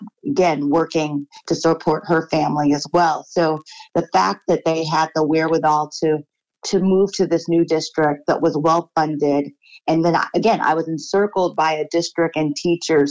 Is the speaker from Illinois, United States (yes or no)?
yes; Beach Park, Illinois, United States; I grew up in a town, it's a village, it's called Beach Park, Illinois